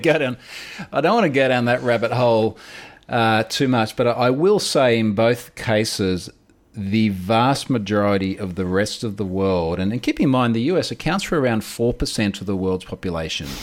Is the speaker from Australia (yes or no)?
yes; Australia; also born or lived in United States; I am literally coming to you from Australia, as, as the audience can probably hear.